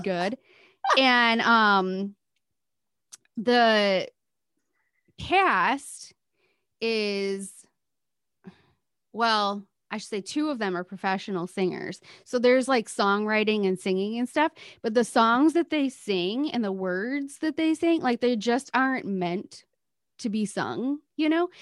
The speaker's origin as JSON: {"language": "English", "region": "Midwest", "country": "United States", "said": "as a Midwesterner"}